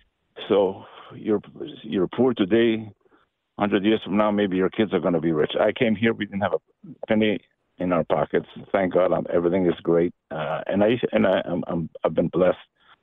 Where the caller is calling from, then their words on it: San Diego, California, United States; also born or lived in Albania; I'm from San Diego. I'm Albanian by birth. So when we escaped from Albania, the land of where Mother Teresa's from, it was communist. We escaped to Yugoslavia.